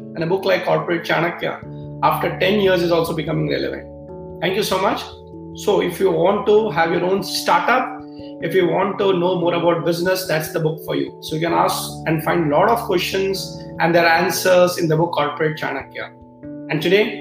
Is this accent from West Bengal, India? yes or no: no; Mumbai, Maharashtra, India; I come from Mumbai, you know, that's where in Maharashtra we celebrate in a big way